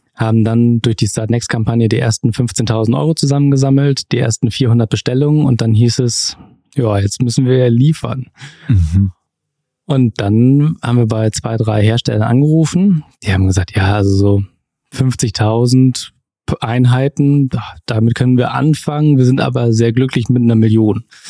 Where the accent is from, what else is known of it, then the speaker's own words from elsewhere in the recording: Wilhelmshaven, Lower Saxony, Germany; now in Munich, Germany; Sebastian und ich sind zusammen groß geworden in Wilhelmshaven, in der Nordsee